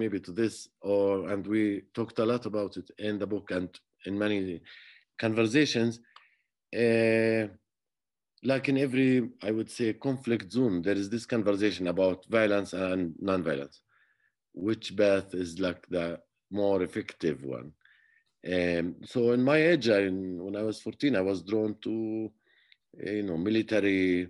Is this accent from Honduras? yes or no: no; Jerusalem, Palestine; So I grew up around Jerusalem area, and basically I used to play the flute